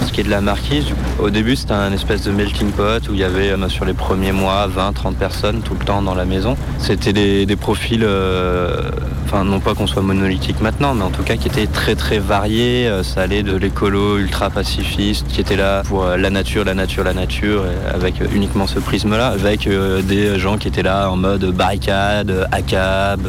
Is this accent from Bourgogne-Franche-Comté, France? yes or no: no; Romans-sur-Isère, Auvergne-Rhône-Alpes, France; je suis originaire de Romans, euh, juste à côté d'ici